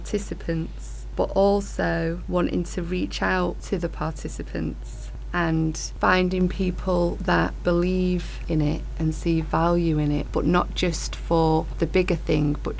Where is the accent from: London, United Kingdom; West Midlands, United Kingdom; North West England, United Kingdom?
North West England, United Kingdom; Manchester; I was born at Withington Hospital